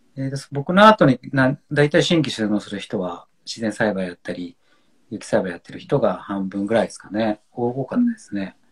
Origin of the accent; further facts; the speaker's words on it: Honshu, Japan; now in Niseko, Japan; 本州出身